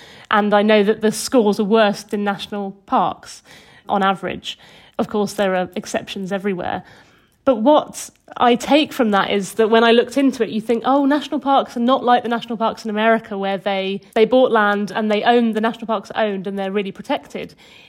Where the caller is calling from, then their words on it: West Midlands, United Kingdom; I'm speaking from Herefordshire, just on the English side of the border. Well, I'm really near Hay-on-Wye, which is in Wales, yeah.